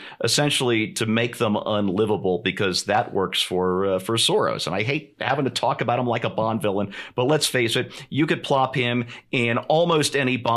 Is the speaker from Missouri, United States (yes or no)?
yes; St. Louis, Missouri, United States; St. Louis, my hometown